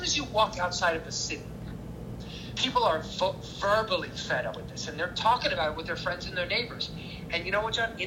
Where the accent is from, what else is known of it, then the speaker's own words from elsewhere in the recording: United States; moved away; I'm an American